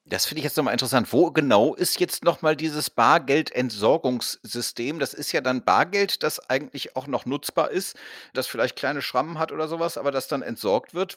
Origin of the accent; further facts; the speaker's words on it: Cologne, North Rhine-Westphalia, Germany; ich komme aus Köln